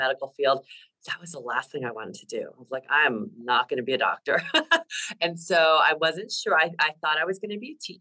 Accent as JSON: {"language": "English", "region": "New Jersey", "country": "United States", "tie": "born or raised there", "also_born_or_lived": "California", "moved": "as an adult", "lives_now": "Bay Area, California, United States", "said": "I grew up in New Jersey. I'm a Jersey girl"}